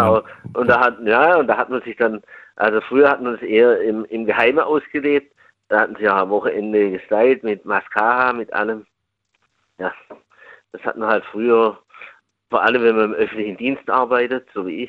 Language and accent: German; near Stuttgart, Baden-Württemberg, Germany; aus Baden-Württemberg